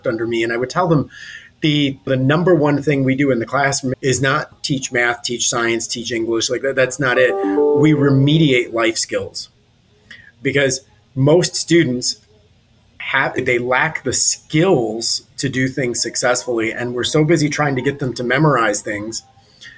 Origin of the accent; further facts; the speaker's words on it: Detroit, Michigan, United States; moved away as an adult; now in Fort Lauderdale, United States; I'm originally from Detroit